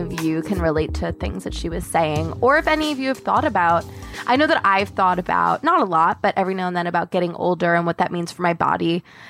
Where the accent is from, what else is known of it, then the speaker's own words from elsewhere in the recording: Long Island, New York, United States; I grew up on Long Island